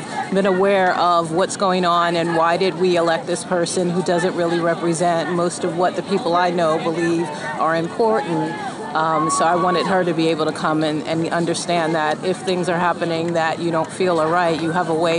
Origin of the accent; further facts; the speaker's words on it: United States; moved away; And I think being an American expat, sometimes you feel a bit disconnected.